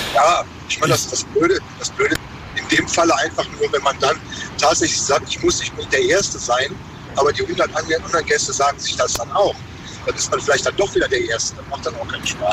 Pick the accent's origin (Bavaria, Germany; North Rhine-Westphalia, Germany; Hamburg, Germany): North Rhine-Westphalia, Germany; near Mönchengladbach; ich komme so aus der Nähe von München-Gladbach.